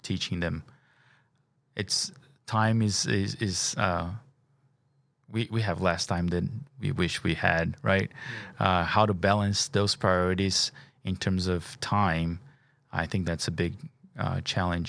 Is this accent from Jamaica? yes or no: no; Brazil; moved away; I'm an international. I'm from Brazil.